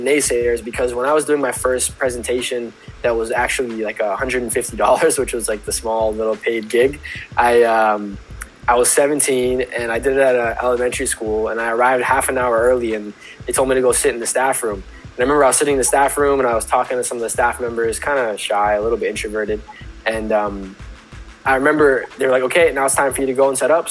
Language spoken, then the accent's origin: English; Pickering, Ontario, Canada; I'm from Pickering.